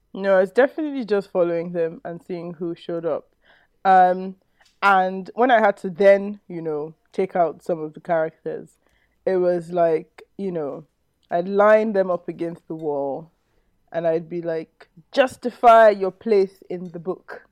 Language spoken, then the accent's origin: English; Nigeria; just a Nigerian